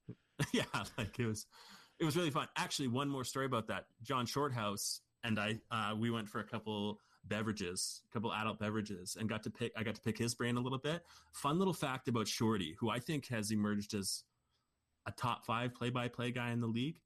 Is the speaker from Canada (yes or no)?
yes; Canada; we're Canadian